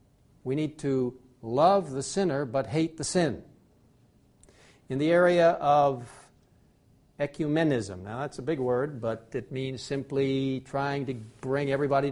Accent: Egypt; I grew up in Egypt, and I know the importance of the Nile River.

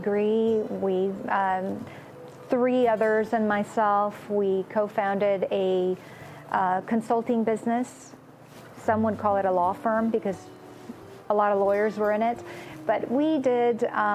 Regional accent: Romania; first language Romanian; English is a second language; moved away; also born or lived in Austria / Southeast Asia / France; I was born in Romania, so my birth language, Romanian, I'll probably never forget

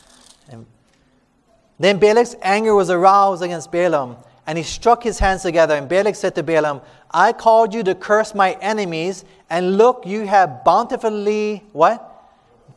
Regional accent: Hawaii, United States; we're from Hawaii

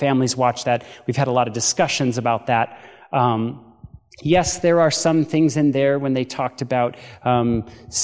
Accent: Paradise, California, United States; moved away as an adult; now in Chattanooga, United States; Paradise, California, I don't know if you guys remember seeing in the news, that was actually my hometown

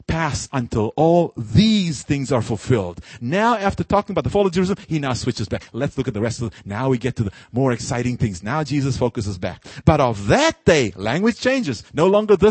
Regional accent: South Africa; moved away; my own country. I'm from South Africa

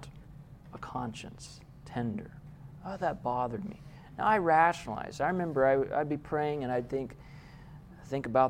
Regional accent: Loma Linda, California, United States; I was born in Loma Linda

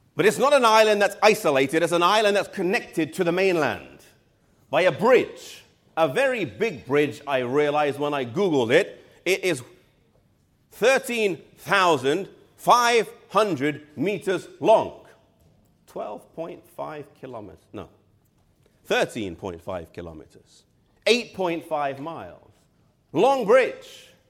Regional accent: England, United Kingdom; I'm from England

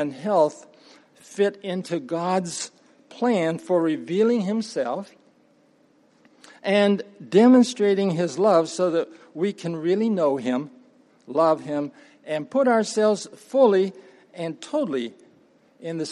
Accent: Appalachian Mountain region, United States; Started off on a farm, actually a tree farm. For those who don't know, that's what they call the timber business. And my father had a vision for making a living with trees in Appalachia. So I'm from the Appalachian Mountain region

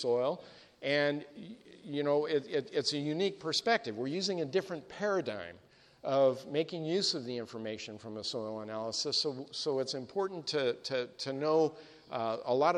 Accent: Sacramento Valley, Northern California, United States; I grew up in the Sacramento Valley of Northern California

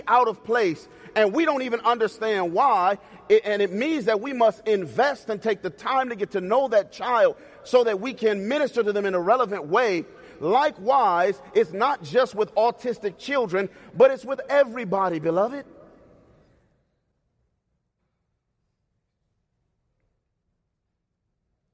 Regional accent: Cleveland, Ohio, United States; moved away; I was born and raised in Cleveland, Ohio

